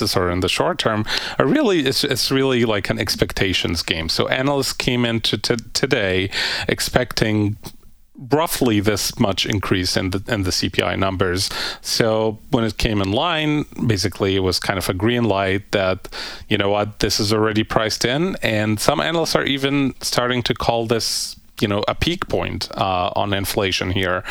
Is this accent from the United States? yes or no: no; Egypt; moved away; my home country of Egypt